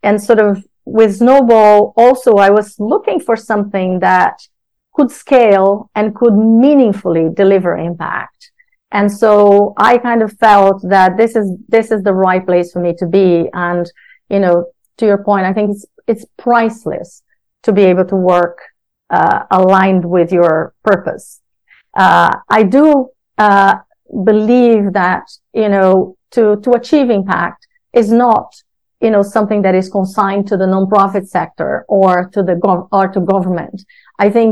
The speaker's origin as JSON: {"language": "English", "country": "Brazil", "tie": "born or raised there", "moved": "yes", "lives_now": "United Kingdom", "said": "my background, as you said, growing up in Brazil"}